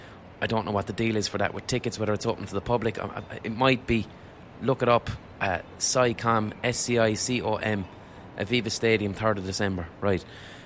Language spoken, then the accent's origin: English; Ireland; So I was invited over as an Irish writer to Los Angeles with a load of other Irish artists